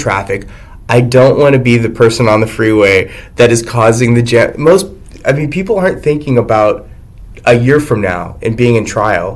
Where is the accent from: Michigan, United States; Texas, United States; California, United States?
Texas, United States; moved away as an adult; also born or lived in El Paso, Texas / Arizona; now in Washington, United States; I'm from Texas, and we're big into the Second Amendment